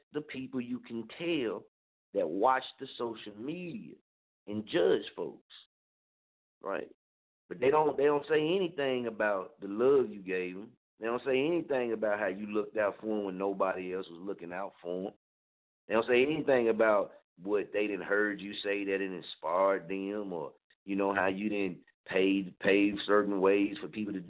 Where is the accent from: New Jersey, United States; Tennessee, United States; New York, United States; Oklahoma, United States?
Oklahoma, United States; Muskogee; now in Wichita, United States; I don't stay in Muskogee. That's my hometown